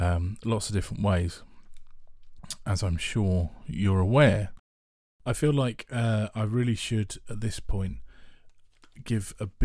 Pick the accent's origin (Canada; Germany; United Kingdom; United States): United Kingdom; Harrow, London; I was born in Harrow, northwest London, grew up there with a lovely mum and lovely dad